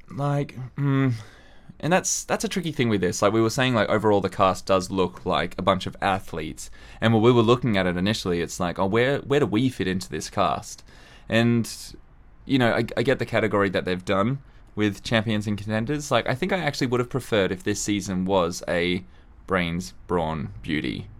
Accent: Australia; growing up in Australia

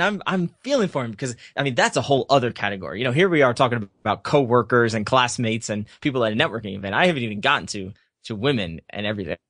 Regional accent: United States; also born or lived in Surrey, England; I'm American

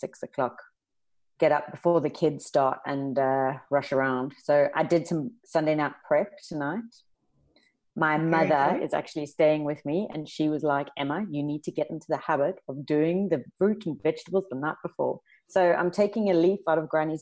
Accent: South Africa; also born or lived in London; now in Australia; I grew up in South Africa

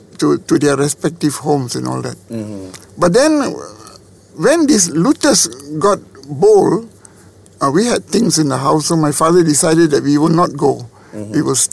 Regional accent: Taiping, Perak, Malaysia; also born or lived in Ipoh, Malaysia / Tapah, Malaysia / Singapore; At that time, I was in Taiping. I was born in Ipoh, Perak, and we were in Taiping. My father was a government servant.

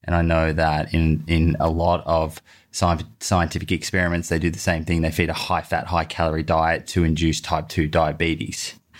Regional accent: Sydney, New South Wales, Australia; I'm from Sydney, so that's just down the road.

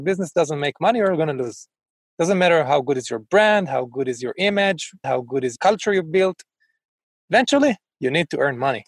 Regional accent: Israel; growing up in Israel and going through the military

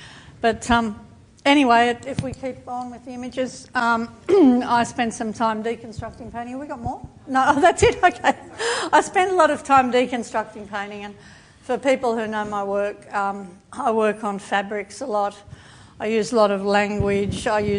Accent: Melbourne, Victoria, Australia; I came from there. I came from Box Hill.

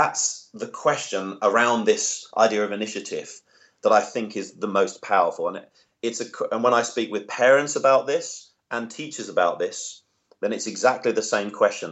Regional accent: England, United Kingdom; now in Australia; I'm English originally

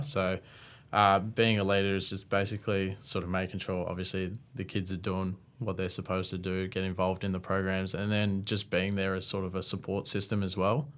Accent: Tatura, Victoria, Australia; I'm originally from Tatura, which is a small country town just about twenty minutes out of Shepparton.

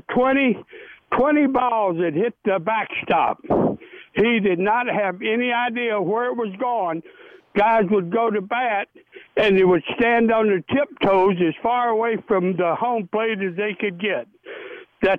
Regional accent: Tennessee, United States; back in my hometown in Tennessee

